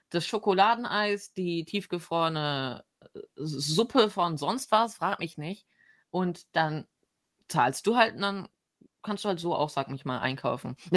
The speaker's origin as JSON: {"language": "German", "region": "Northern Germany", "country": "Germany", "said": "ich komme aus Norddeutschland"}